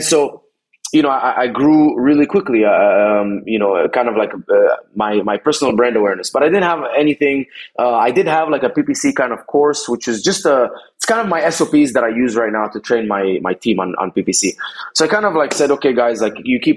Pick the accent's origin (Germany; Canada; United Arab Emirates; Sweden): United Arab Emirates; Dubai; moved away as an adult; also born or lived in Egypt; now in United States; I was born in Egypt. I grew up in Dubai for 17 years or so. Then came to America in 2011